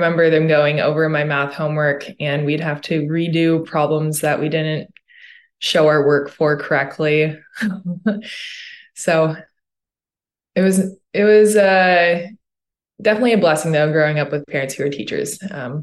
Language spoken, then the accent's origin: English; Santa Barbara, California, United States; I was born in Santa Barbara, California. We moved to this house when I was 3 years old